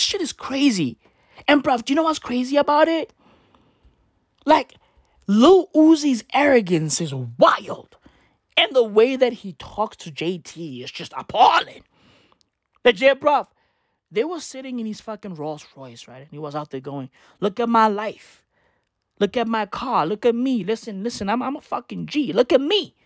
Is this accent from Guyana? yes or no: no; South Africa; first language Sesotho or Setswana; English is a second language; I am a South African. Right? I grew up in this country. I still live in this country